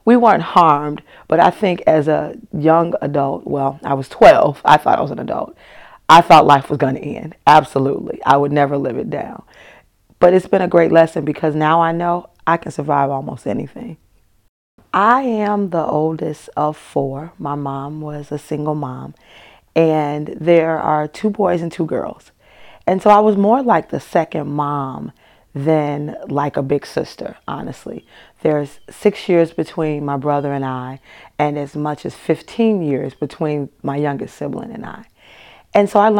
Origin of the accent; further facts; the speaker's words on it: Chicago, Illinois, United States; I grew up in Chicago